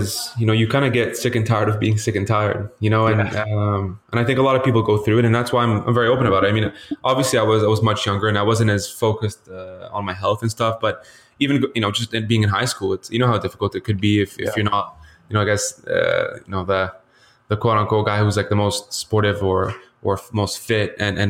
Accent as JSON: {"language": "English", "country": "Lebanon", "tie": "born or raised there", "said": "Yeah, so, you know, originally I was born in Lebanon, so Middle Eastern traditionally, and I actually grew up in the Middle East half my life."}